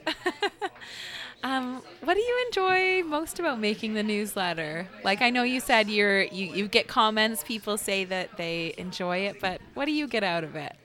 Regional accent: Waterloo, Ontario, Canada; I grew up in Uptown Waterloo, so, or like close to Uptown Waterloo

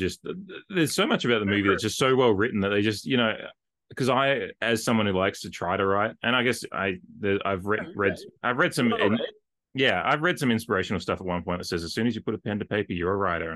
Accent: Australia; I'm Australian

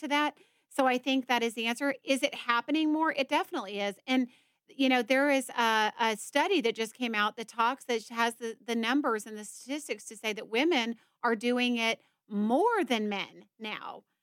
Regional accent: Georgia, United States; I'm from Georgia

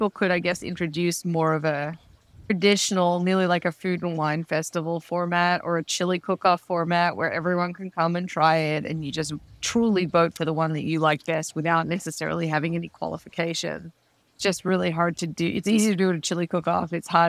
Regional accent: Melbourne, Victoria, Australia; I'm doing Melbourne just because that's my hometown, and so I get to visit family at the same time as going to Meatstock

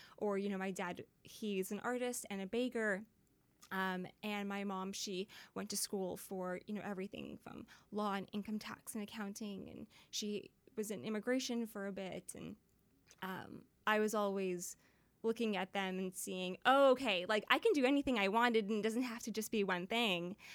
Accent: Surrey, British Columbia, Canada; also born or lived in Vancouver; I grew up in Surrey, technically. But most of my career happened in Vancouver

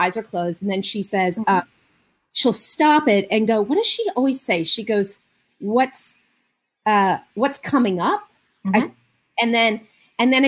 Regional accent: Marin County, California, United States; I'm a Jew from Marin County. I have been since I was 16

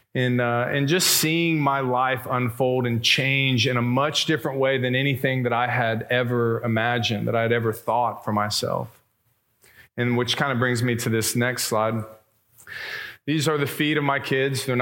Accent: Plano, Texas, United States; I grew up in West Plano

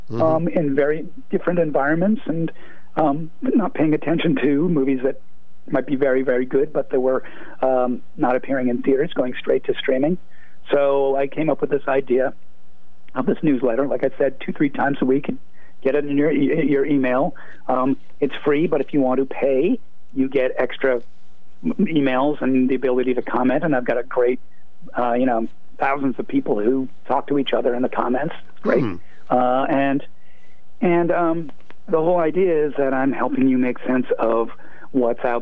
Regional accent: Brookline, Massachusetts, United States; moved away as an adult; also born or lived in New York; I grew up in Brookline, uh, went to college, then went, went down to New York for a couple of decades, and then came back in 2002

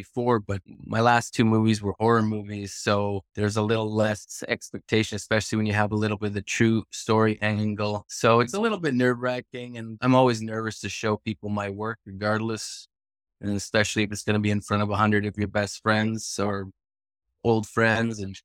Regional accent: Edmonton, Alberta, Canada; moved away as an adult; now in Vancouver, Canada; I was actually born and raised in Edmonton

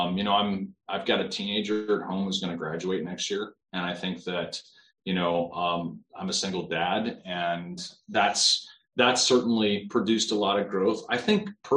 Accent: South Dakota, United States; I grew up in South Dakota

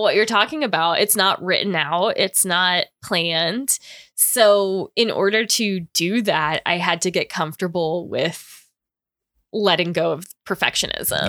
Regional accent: Florida, United States; also born or lived in New Jersey; down in Florida, we would go to Publix

